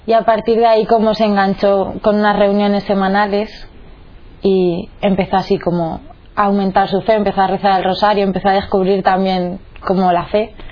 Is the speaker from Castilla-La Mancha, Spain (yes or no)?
yes; Toledo, Castilla-La Mancha, Spain; tengo 20 años, soy de Toledo. Mis padres son como católicos desde siempre y ellos siempre me han educado en la fe católica. Somos seis hermanos.